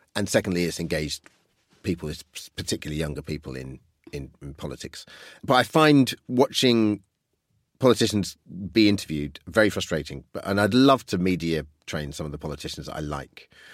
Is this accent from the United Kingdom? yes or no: yes; United Kingdom; I grew up just outside London